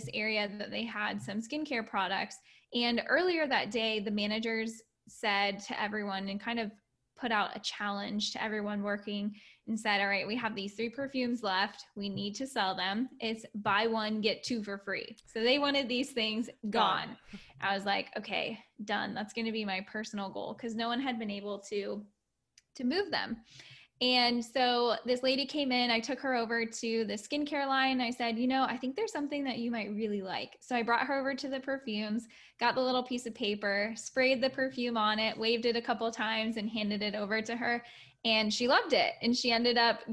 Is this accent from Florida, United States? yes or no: yes; Florida, United States; also born or lived in Orlando, Florida; I was raised in Florida, then moved up to Orlando, the Orlando area